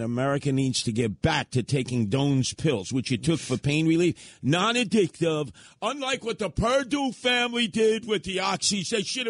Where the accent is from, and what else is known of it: Brooklyn, New York, United States; born or raised there